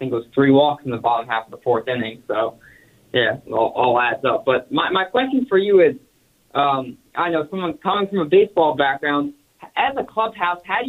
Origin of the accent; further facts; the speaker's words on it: New Jersey, United States; also born or lived in College Park, Maryland; I'm from New Jersey, but I'm actually in College Park, Maryland right now.